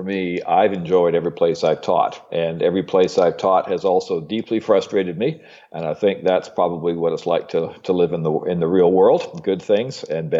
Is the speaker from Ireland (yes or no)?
no; Ontario, Canada; also born or lived in Britain / Texas, United States / Iowa, United States / Illinois, United States; Well, I was born and raised mostly in Ontario, Canada, with some time in my childhood in Britain, where I started school. So this is about my fourth accent now.